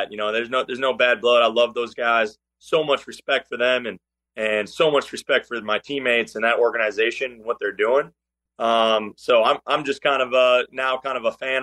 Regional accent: Minnesota, United States; moved away as an adult; now in Charlotte, United States; being born and raised in Minnesota

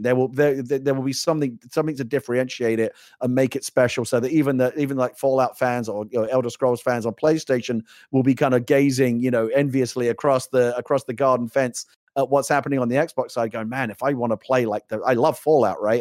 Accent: United Kingdom; I'm a Brit

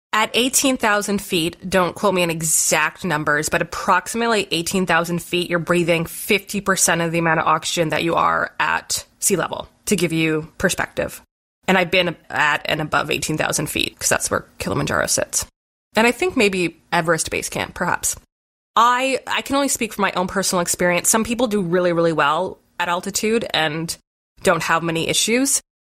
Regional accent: Southern Ontario, Canada; we really didn't have many ski hills growing up in Southern Ontario

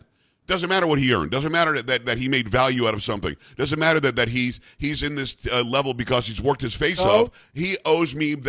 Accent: Long Island, Metro New York, United States; moved away; I'm from Metro New York originally, from Copeg, Amityville, and Long Island.

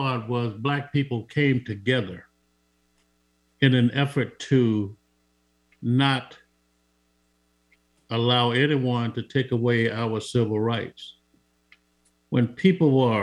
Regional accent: Montgomery, Alabama, United States; moved away; I was born on April 11th, 1945. That was a Wednesday in Montgomery

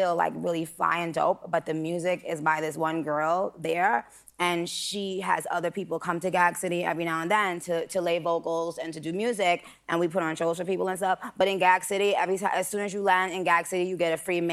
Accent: New York, United States; being a New Yorker

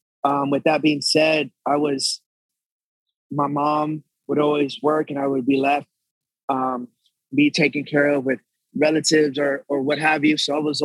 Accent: Texas, United States; Born and raised, yes.

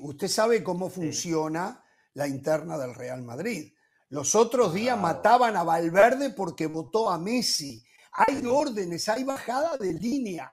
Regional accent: Uruguay; en mi país, en Uruguay

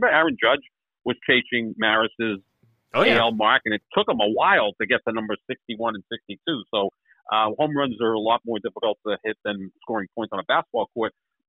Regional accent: Somerville, Massachusetts, United States; Somerville, Mass., my hometown.

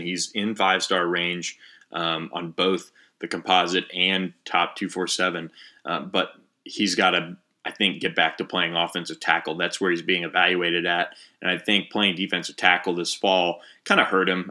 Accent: Florida, United States; I grew up in Florida, so I know kind of a lot of the Florida schools and how they recruit

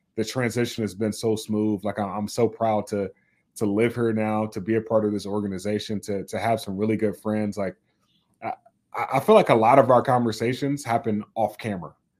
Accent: the South, United States; moved away as an adult; now in Minnesota, United States; I'm from the South

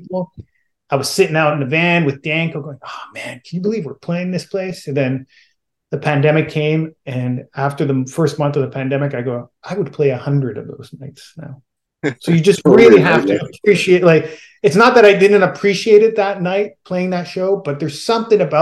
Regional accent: Southern Italy, Italy; moved away; I grew up in Southern Italy

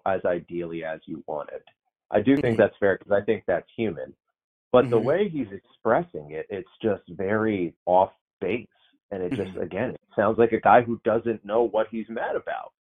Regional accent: Northeast, United States; The fan base I grew up with in the Northeast

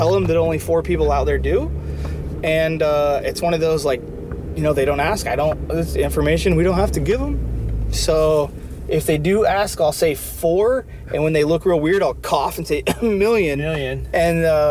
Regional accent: Indiana, United States; moved away; I grew up in Indiana

